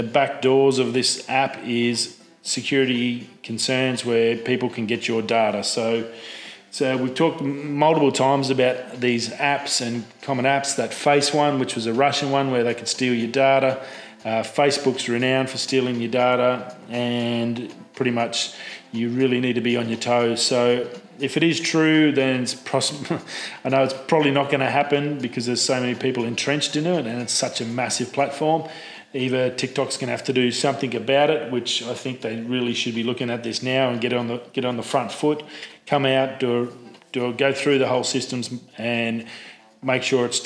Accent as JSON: {"language": "English", "country": "Australia", "said": "as an Aussie"}